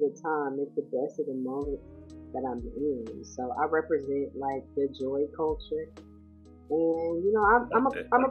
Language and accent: English; Sacramento, California, United States; moved away as an adult; also born or lived in San Jose, California; now in the Carolinas, United States; I'm originally from California. I was raised in Sacramento, California